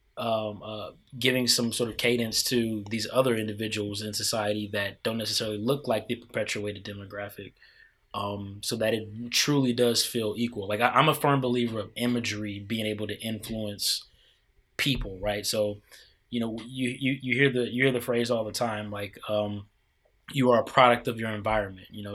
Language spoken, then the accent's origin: English; Midwest, United States; now in Washington, D.C., United States; I grew up in the Midwest.